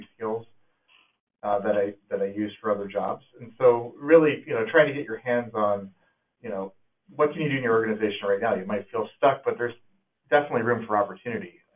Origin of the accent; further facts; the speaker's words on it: California, United States; moved away as an adult; now in Snoqualmie, United States; I'm in Washington now, but I'm from California